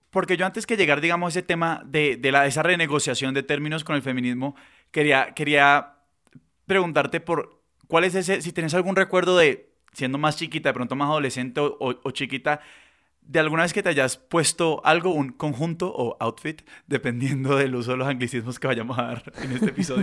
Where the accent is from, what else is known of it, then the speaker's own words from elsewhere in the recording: Cali, Valle del Cauca, Colombia; accent: caleño; nosotros somos de Cali, si no se han dado cuenta por el acento